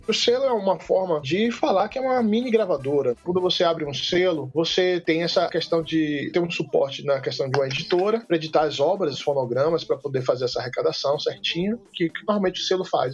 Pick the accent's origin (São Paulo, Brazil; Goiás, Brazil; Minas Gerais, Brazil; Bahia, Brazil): Bahia, Brazil; Salvador; moved away as an adult; now in Brasília, Brazil; eu sou de Salvador, Bahia, mas moro em Brasília há 16 anos